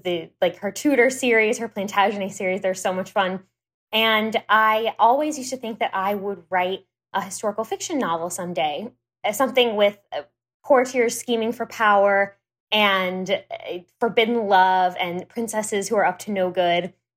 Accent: Houston, Texas, United States; moved away as an adult; also born or lived in New York / California; I am working from home in my home office in Houston, Texas, which is where I grew up

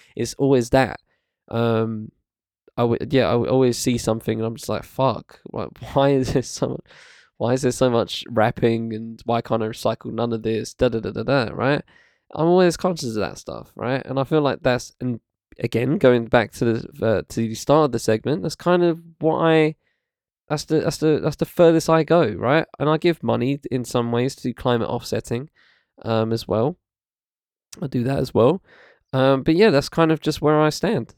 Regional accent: United Kingdom; I live in UK, I'm British

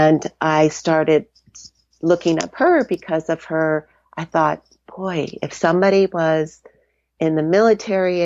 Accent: Florida, United States; also born or lived in Charlotte, North Carolina; now in Colorado, United States; I am born and raised in Florida via Charlotte, North Carolina, and I've been in Colorado for a few years

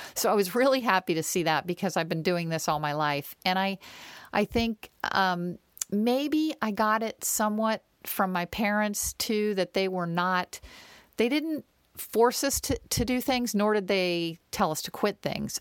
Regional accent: Northern Virginia, United States; I grew up in Northern Virginia

